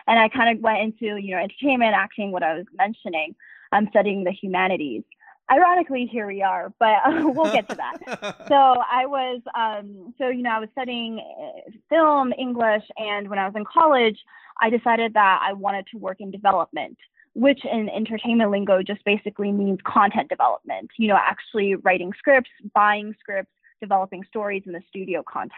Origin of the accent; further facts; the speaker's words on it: Durham, North Carolina, United States; born there; also born or lived in Asia; I was born in North Carolina.